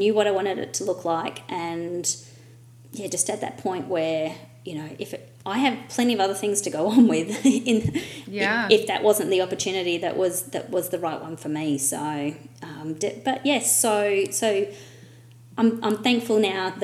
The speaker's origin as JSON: {"language": "English", "country": "Australia", "said": "my Australian English"}